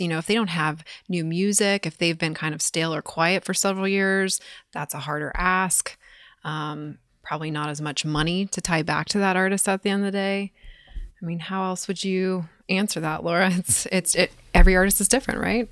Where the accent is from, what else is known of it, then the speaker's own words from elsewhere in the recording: California, United States; moved away as an adult; now in Nashville, United States; I'm originally from California, based here in Nashville now for the last six years